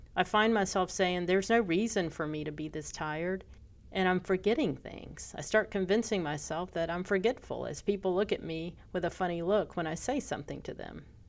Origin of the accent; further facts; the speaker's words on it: Pensacola, Florida, United States; my hometown.